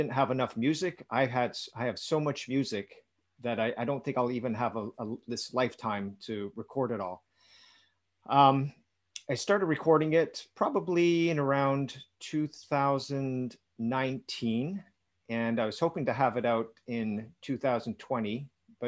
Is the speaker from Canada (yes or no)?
yes; Canada; also born or lived in Dominican Republic; I was born in Canada